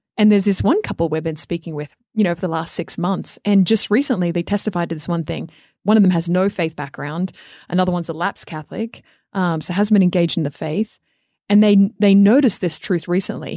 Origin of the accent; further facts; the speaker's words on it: Australia; moved away; growing up in Australia